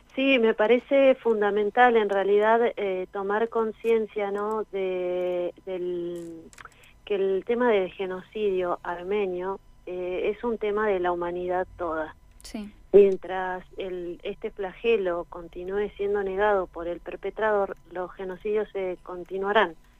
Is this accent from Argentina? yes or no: yes; Argentina; nuestra propia historia como argentinos